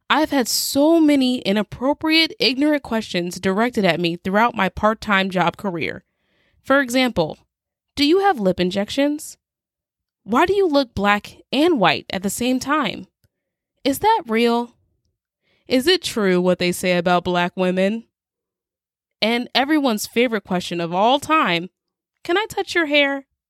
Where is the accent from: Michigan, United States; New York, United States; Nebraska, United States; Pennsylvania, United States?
Nebraska, United States